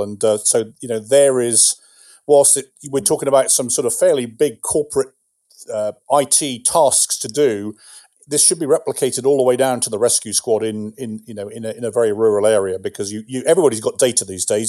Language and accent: English; England, United Kingdom; moved away as an adult; now in United States; as an Englishman